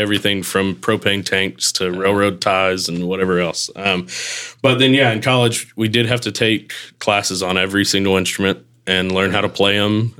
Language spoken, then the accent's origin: English; Texarkana, Texas, United States; also born or lived in Mississippi; now in Hernando, United States; got to make sure Texarkana, Texas, not the Arkansas side